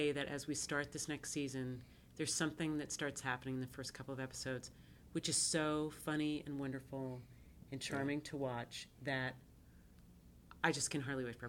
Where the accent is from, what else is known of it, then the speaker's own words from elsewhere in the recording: East Coast, United States; You're from the Midwest, and I'm from the East Coast.